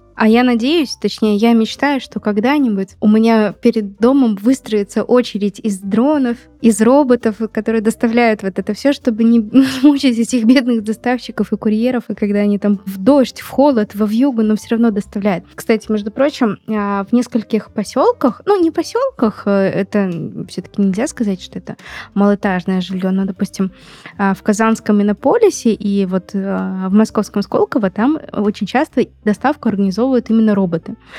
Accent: Magnitogorsk, Chelyabinsk Oblast, Russia; в Магнитогорске, откуда я родом

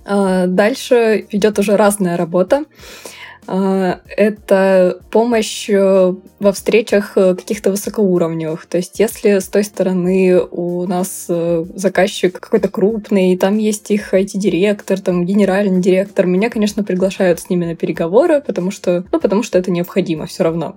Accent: Nizhny Tagil, Sverdlovsk Oblast, Russia; Я росла в небольшом, м, городе, промышленном, я из Нижнего Тагила вообще родом

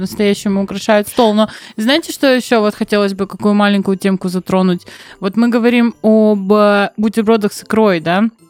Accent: Novorossiysk, Krasnodar Krai, Russia; я из Новороссийска

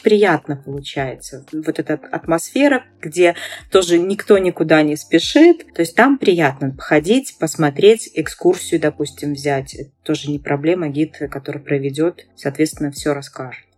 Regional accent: Belarus; я белоруска, да, и выросла, и родилась, и как бы живу

